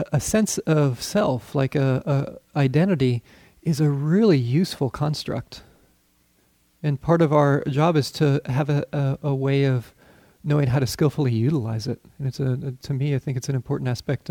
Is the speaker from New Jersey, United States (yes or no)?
no; Colorado, United States; I grew up in Colorado